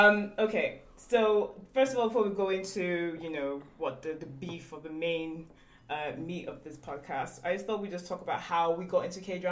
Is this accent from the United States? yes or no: no; United Kingdom; We're actually Nigerian British.